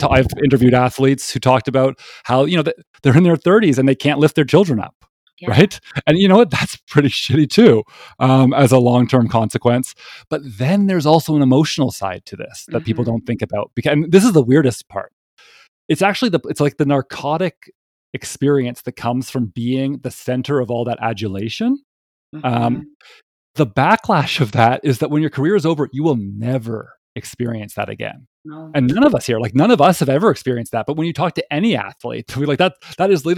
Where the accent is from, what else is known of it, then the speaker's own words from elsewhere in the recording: Toronto, Ontario, Canada; I'm from Toronto